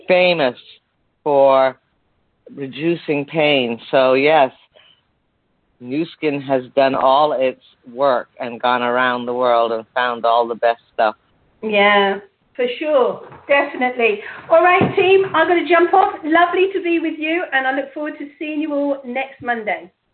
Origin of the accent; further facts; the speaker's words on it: England, United Kingdom; me being English